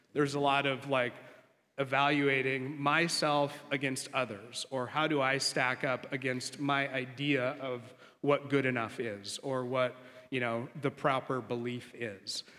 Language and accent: English; Coeur d'Alene, Idaho, United States; moved away; grew up in Coeur d'Alene, Idaho, beautiful place.